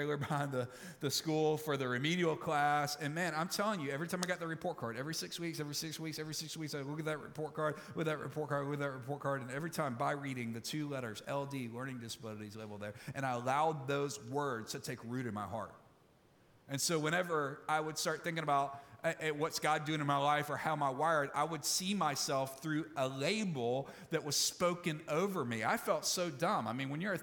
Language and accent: English; Olive Branch, Mississippi, United States; moved away; my hometown in Olive Branch, Mississippi